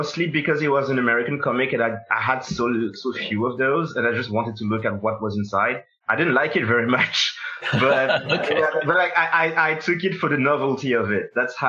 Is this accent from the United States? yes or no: no; Senegal; moved away as an adult; now in France; I was born in Senegal, and I grew up there until I was 19. Then I moved here initially for art school, and then I ended up staying